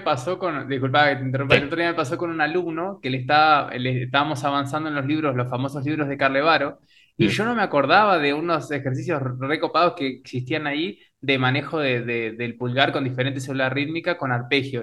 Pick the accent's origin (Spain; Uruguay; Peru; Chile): Uruguay; moved away; also born or lived in Oberá, Argentina / Buenos Aires, Argentina; como persona nací en Uruguay y como músico en Oberá